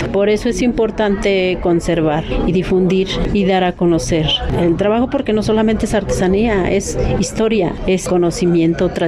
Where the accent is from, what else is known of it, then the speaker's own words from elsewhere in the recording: Tenancingo, State of Mexico, Mexico; Yo vengo de Tenancingo, Estado de México.